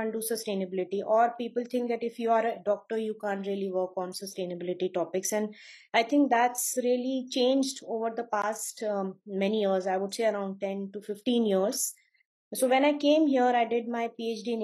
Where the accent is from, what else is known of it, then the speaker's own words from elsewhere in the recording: Bhopal, Madhya Pradesh, India; moved away; I grew up in Bhopal in Madhya Pradesh, in the state of Madhya Pradesh in India